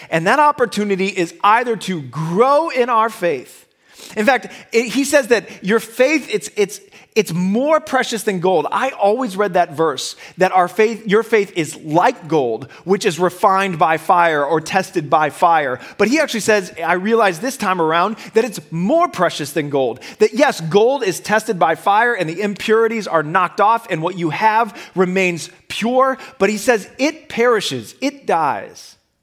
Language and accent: English; Midwest, United States; moved away as an adult; now in Boston, United States; I grew up in the Midwest and then I came here to Boston